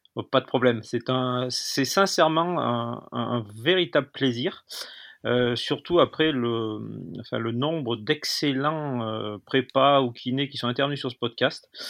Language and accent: French; Lamastre, Auvergne-Rhône-Alpes, France; né à la Mastre, euh, qui est en Ardèche